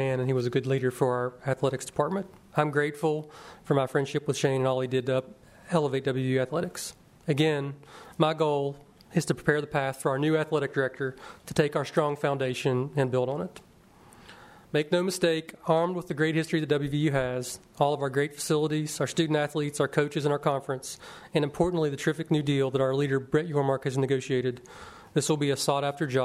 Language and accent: English; Webster Springs, West Virginia, United States; I'm a native West Virginian, born and bred in Webster Springs, West Virginia.